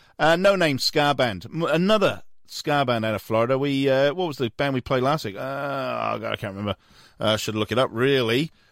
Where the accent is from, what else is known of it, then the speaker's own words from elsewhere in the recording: Wales, United Kingdom; Love a bit of Welsh ska because I'm from Wales.